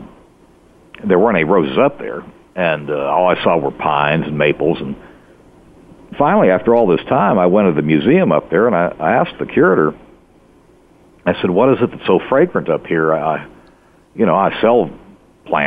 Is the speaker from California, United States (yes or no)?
no; Fort Lauderdale, Florida, United States; I grew up in Fort Lauderdale, Florida